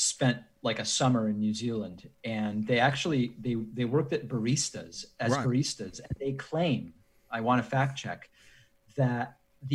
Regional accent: Argentina; now in United States; I was born in Argentina

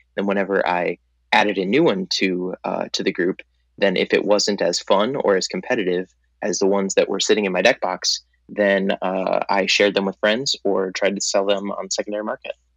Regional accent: Minneapolis, Minnesota, United States; I'm actually from Minneapolis, Minnesota

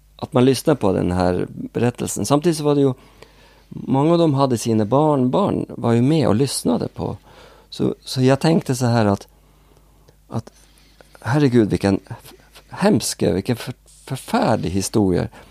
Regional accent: Northern Norway, Norway; born or raised there; accent: Norwegian; Swedish is a second language; now in Sweden

